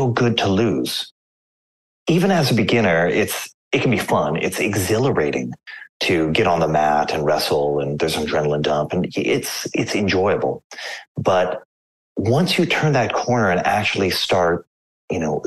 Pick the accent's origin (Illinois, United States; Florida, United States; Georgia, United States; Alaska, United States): Alaska, United States; Anchorage; I grew up in Anchorage, Alaska